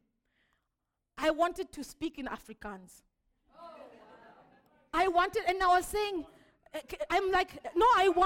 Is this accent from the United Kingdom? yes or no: no; Zimbabwe; I'm from Zimbabwe